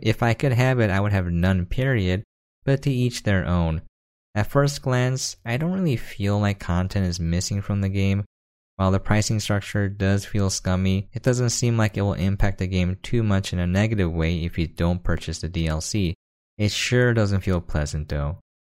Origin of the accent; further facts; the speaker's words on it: United States; I am an American